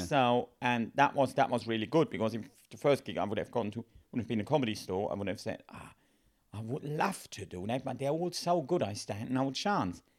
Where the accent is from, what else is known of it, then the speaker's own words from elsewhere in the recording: Germany; English is a second language; moved away as an adult; now in United Kingdom; the company I worked for back home